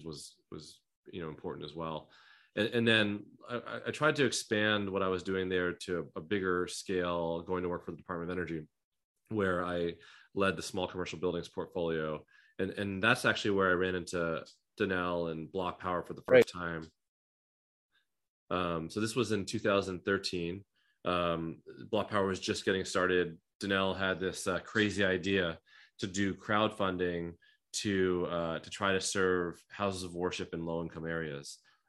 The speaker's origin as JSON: {"language": "English", "town": "Tucson", "region": "Arizona", "country": "United States", "tie": "born or raised there", "also_born_or_lived": "Taipei, Taiwan", "said": "I moved to the U.S. when I was young. Grew up in Tucson, Arizona"}